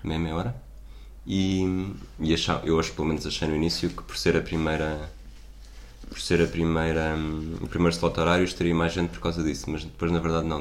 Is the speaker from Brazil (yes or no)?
no; Portugal